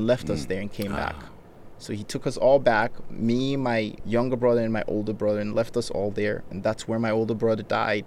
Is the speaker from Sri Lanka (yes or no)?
no; Nigeria; English is a second language; also born or lived in United States; now in Riverside, United States; when I was growing up in Nigeria